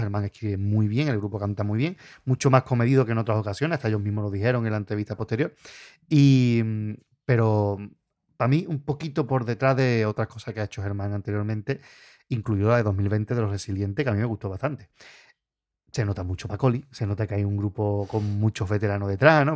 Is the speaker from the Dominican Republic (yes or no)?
no; Puerto Real, Andalusia, Spain; nosotros que somos de Puerto Real